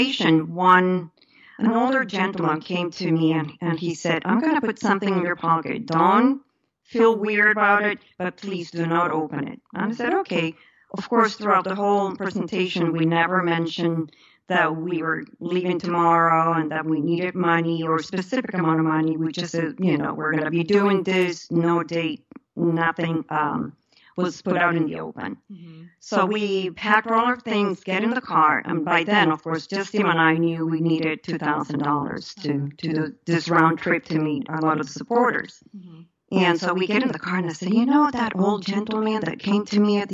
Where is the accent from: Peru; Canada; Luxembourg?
Peru; moved away; also born or lived in Maine; I was born and raised in Peru